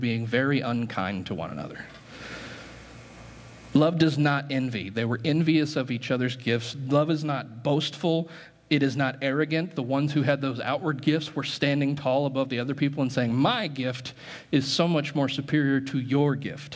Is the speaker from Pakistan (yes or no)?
no; United States; American Christians